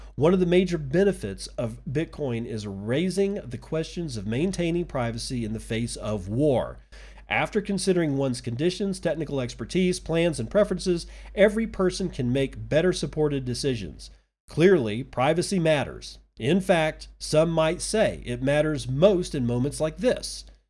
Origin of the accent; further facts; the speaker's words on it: United States; As an American citizen